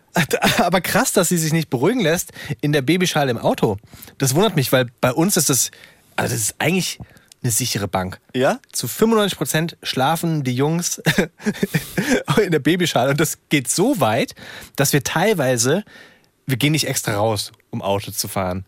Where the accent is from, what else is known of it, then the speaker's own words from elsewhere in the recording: Wiesbaden, Hesse, Germany; Ich bin in Wiesbaden aufgewachsen